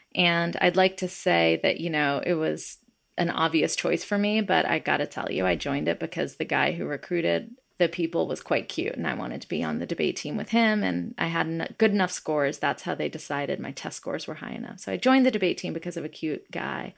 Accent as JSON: {"language": "English", "town": "Atlanta", "region": "Georgia", "country": "United States", "tie": "born or raised there", "said": "Growing up in the South, in Atlanta, Georgia, in the eighties"}